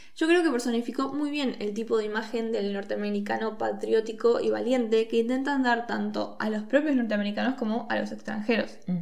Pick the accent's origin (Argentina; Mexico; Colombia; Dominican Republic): Argentina; los argentinos sí somos tanto latinoamericanos como latinos